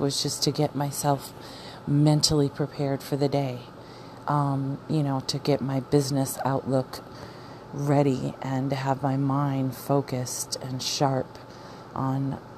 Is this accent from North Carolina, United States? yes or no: no; Arizona, United States; moved away; we're from Arizona